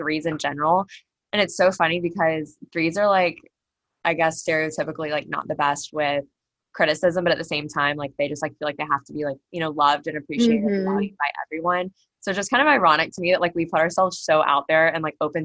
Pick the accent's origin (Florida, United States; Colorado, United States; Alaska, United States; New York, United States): Florida, United States; I'm from Beach Town in Florida, which is like a fraction of the size of Houston.